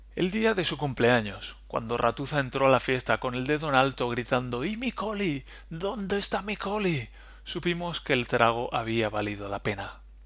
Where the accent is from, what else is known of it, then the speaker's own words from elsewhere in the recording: Valencia, Valencian Community, Spain; moved away as an adult; now in Germany; Yo vengo de Valencia, de donde las palmeras y la playa.